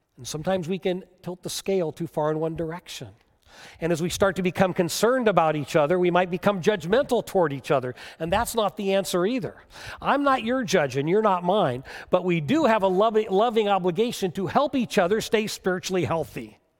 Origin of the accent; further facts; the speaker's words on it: United States; as American Christians